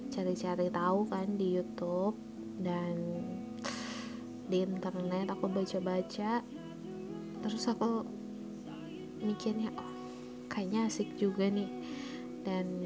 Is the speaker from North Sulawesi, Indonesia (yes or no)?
yes; Manado, North Sulawesi, Indonesia; Asal gue dari Manado, Sulawesi Utara